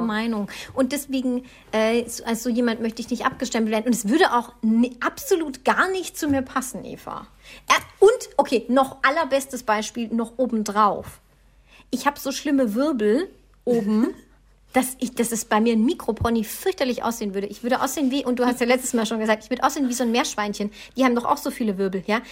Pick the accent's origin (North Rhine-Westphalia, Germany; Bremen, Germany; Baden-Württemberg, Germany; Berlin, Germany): Baden-Württemberg, Germany; ich bin ein Schwabe